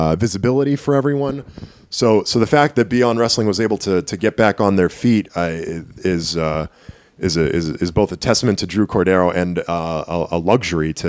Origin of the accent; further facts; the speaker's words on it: Lowell, Massachusetts, United States; also born or lived in Tyngsborough, Massachusetts; Lowell, Massachusetts, more or less my hometown. I mean, I lived in Tingsboro for so long, which is right on the Lowell border